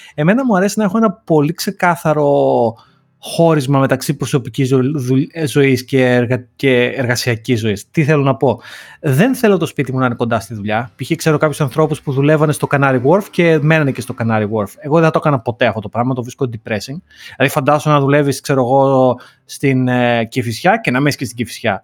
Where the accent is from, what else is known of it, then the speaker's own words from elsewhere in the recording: Greece; είμαι Έλληνας